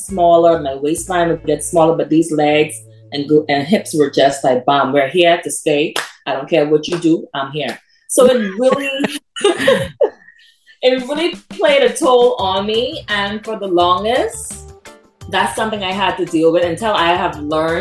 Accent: Freeport, Grand Bahama, Bahamas; my hometown in Freeport, Grand Bahama

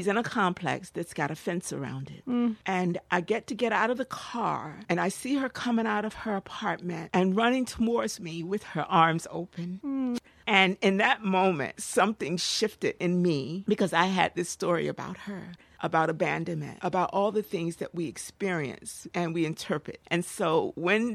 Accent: Newark, New Jersey, United States; also born or lived in North Carolina; I grew up in Newark, New Jersey

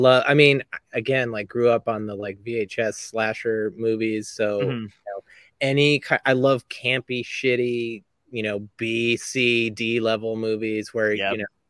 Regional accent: Teaneck, New Jersey, United States; born or raised there

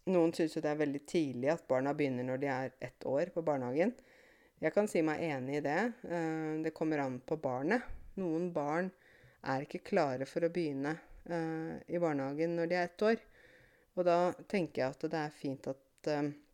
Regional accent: Åmot, Innlandet, Norway; moved away as an adult; also born or lived in Canada; her i Åmot, det lille stedet der jeg kommer fra

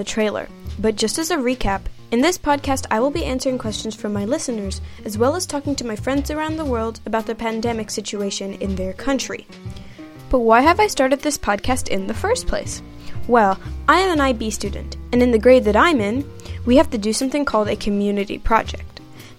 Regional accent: Kenya; also born or lived in United States / Netherlands; I am Kenyan and American, and consider myself an expat kid. I have lived in 7 different countries and moved 8 times.

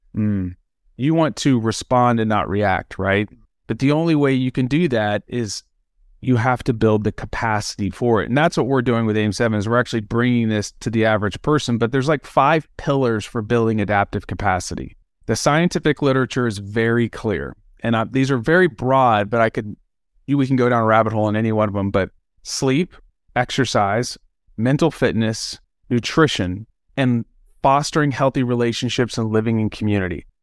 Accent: Dallas, Texas, United States; I grew up in Dallas, Texas

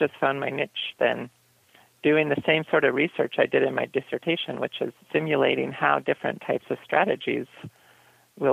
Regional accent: Midwest, United States; also born or lived in Michigan / Iowa; I grew up in Michigan and Iowa

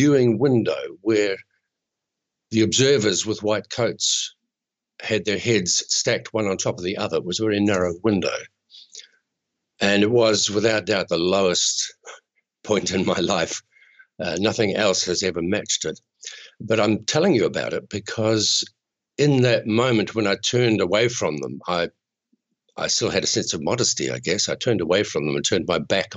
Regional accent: Chatham Islands, New Zealand; I'm a New Zealander

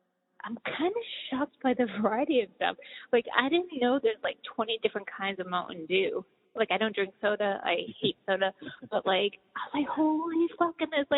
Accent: Boston, Massachusetts, United States; moved away as an adult; also born or lived in California; I was born in Boston and grew up in, you know, there, and then when I was older I moved out to California and was out there for a while.

